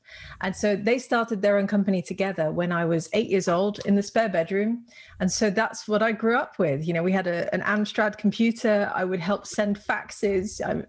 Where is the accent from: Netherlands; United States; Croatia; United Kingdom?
Netherlands; accent: British; which is why I sound British, because I am bilingual. I guess we won't break out the Dutch on the podcast. I'm guessing the listeners might struggle with that.